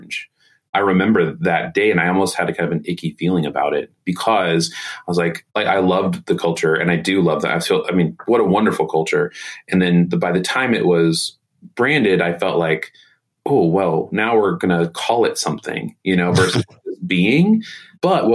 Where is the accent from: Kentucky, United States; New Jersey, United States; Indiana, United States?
Indiana, United States; Indianapolis; When I grew up here in Indy